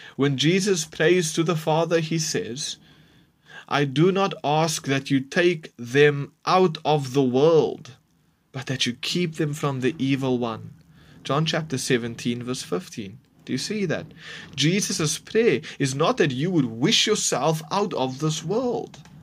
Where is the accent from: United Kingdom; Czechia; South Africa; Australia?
South Africa; We are Christians, and we are South African